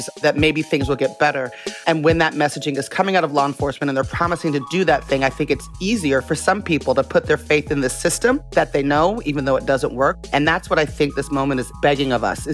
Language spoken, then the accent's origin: English; Las Vegas, Nevada, United States; now in Oakland, United States; I was born in Las Vegas